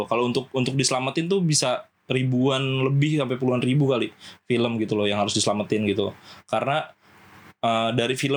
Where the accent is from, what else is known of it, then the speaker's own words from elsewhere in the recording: Java, Indonesia; gue belajar bahasa Jawa gue orang Jawa sebenarnya cuma gue bisa bahasa Jawa gue belajar bahasa Jawa tuh dari situ